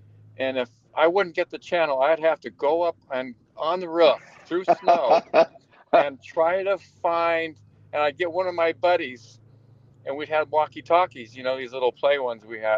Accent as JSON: {"language": "English", "country": "United States", "tie": "born or raised there", "said": "I grew up in Tahoe and ski raced for 23 years."}